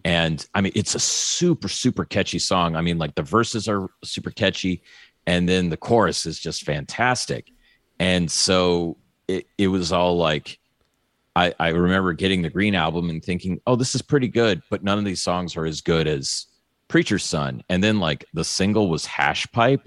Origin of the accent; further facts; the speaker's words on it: New Orleans, Louisiana, United States; I was born in New Orleans